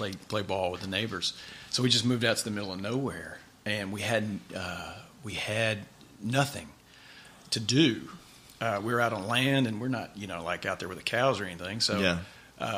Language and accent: English; Mansfield, Louisiana, United States; also born or lived in Grand Cane, Louisiana; I grew up in Mansfield, Louisiana.